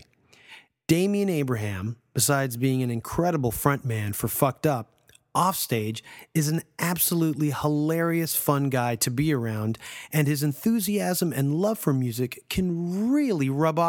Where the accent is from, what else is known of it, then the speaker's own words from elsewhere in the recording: Toronto, Ontario, Canada; my hometown of Toronto